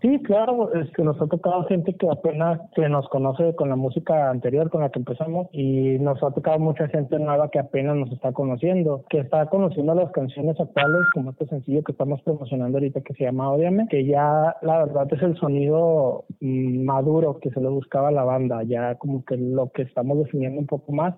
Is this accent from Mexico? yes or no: yes; Chihuahua, Mexico; accent: northern; acá somos del norte, de Chihuahua, no sé si se notará un poquito bien en el acento